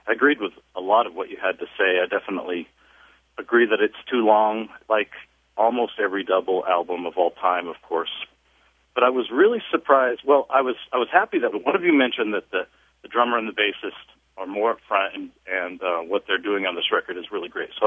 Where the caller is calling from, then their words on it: Grand Junction, Colorado, United States; I'm calling from Grand Junction, Colorado.